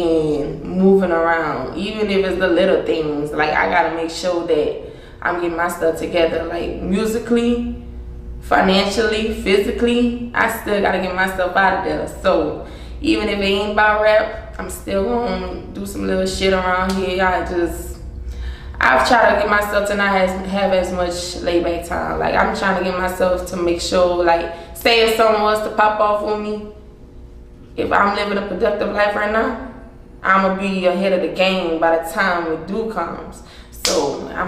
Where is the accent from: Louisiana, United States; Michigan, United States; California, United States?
Louisiana, United States; Breaux Bridge; I'm from Burbridge, and it's still a small area. If you know Crawfish, you know Burbridge